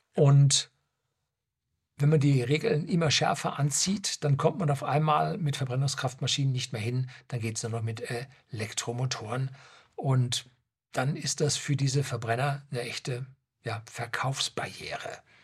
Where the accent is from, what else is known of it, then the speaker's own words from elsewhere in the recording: Germany; also born or lived in Seeshaupt, Bavaria; bei uns in Deutschland